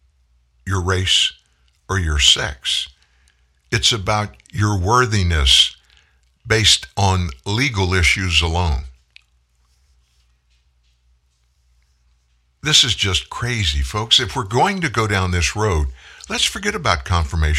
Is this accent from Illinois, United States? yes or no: no; South Louisiana, United States; I grew up in South Louisiana